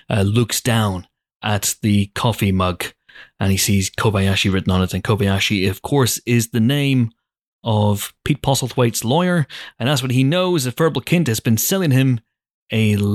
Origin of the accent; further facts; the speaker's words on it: United Kingdom; because, you know, we're British, we just drink loads of tea.